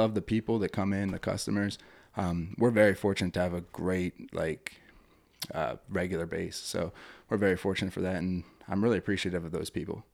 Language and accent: English; Ebenezer, Pennsylvania, United States; I grew up in Ebenezer